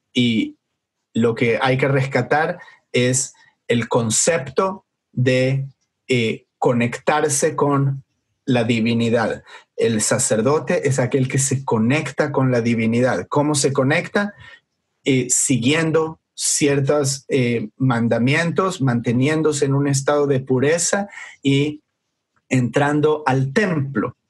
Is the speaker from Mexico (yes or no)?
no; Argentina; moved away; me, acuerdo de mi niñez, de estar en Argentina